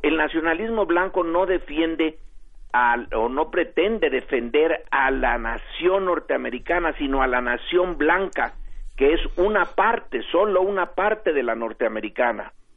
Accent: Mexico; nosotros como mexicanos

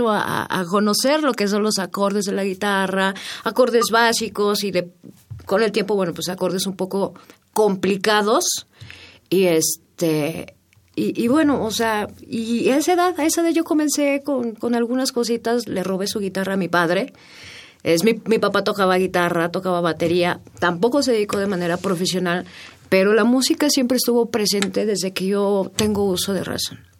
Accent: Mexico City, Mexico; nacida en la Ciudad de México.

